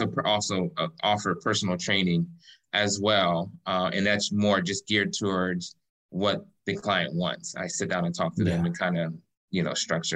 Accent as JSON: {"language": "English", "town": "Cleveland", "region": "Ohio", "country": "United States", "moved": "as an adult", "lives_now": "Lakewood Ranch, United States", "said": "I'm originally from Cleveland, Ohio"}